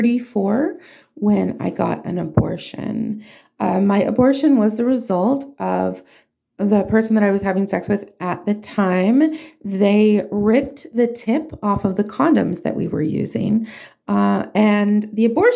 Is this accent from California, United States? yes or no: yes; Southern California, United States; also born or lived in Hollywood, California; I'm from Southern California